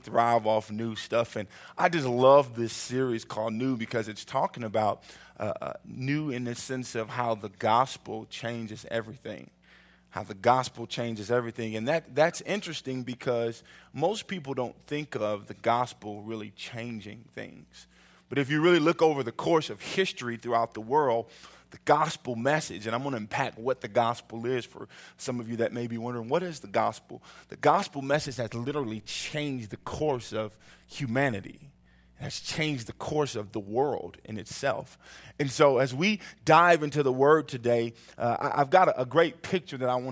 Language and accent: English; Oklahoma City, Oklahoma, United States; also born or lived in Missouri; I'm from Oklahoma City